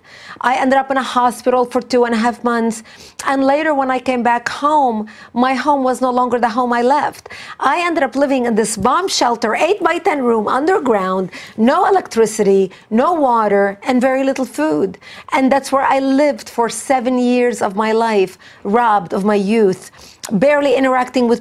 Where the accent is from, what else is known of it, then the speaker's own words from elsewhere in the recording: Lebanon; English is a second language; moved away as an adult; now in United States; I was born and raised in Lebanon